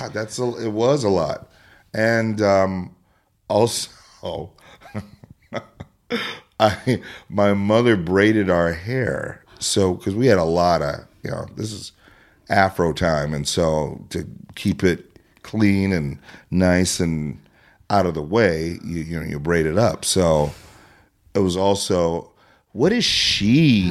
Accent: Prior Lake, Minnesota, United States; when I was about six or seven, we moved from Minneapolis.

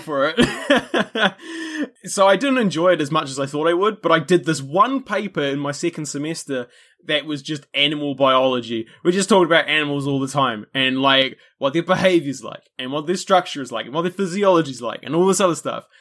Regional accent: New Zealand; which by, you know, my accent and stuff, you probably gather that's where I'm from

